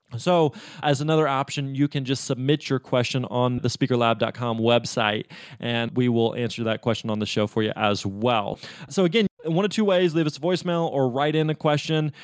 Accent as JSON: {"language": "English", "region": "Missouri", "country": "United States", "tie": "born or raised there", "said": "I was actually born and raised in Missouri, lived there my entire life"}